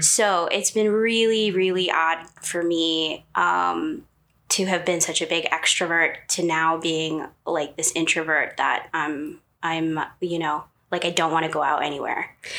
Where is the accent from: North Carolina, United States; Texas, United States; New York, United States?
New York, United States; Hammondsport; I was born in in New York, in upstate New York